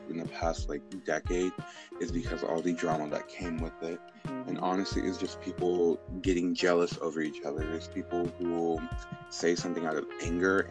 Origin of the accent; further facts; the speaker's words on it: Houston, Texas, United States; I'm originally from Spring Branch, a part of Houston that's not the pretty side. We actually grew up really, we struggled a lot